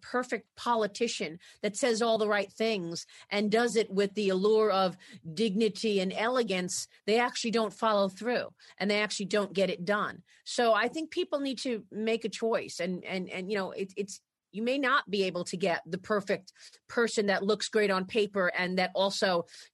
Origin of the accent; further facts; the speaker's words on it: New York City, New York, United States; I grew up in Brooklyn